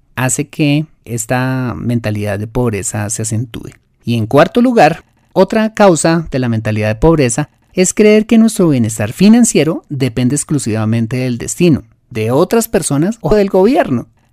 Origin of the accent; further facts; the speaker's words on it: Colombia; lo que llamamos en mi país